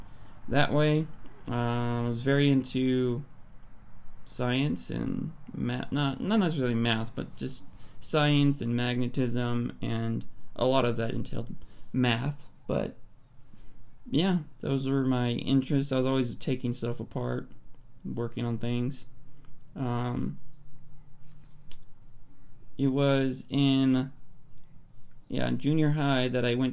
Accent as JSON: {"language": "English", "town": "Palmdale", "region": "California", "country": "United States", "tie": "born or raised there", "said": "I grew up in Palmdale, California"}